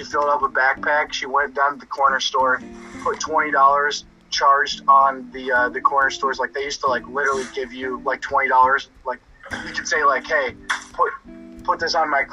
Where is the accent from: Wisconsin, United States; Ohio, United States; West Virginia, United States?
Ohio, United States; Kent; I grew up in Kent, Dan. It's 15 minutes from Akron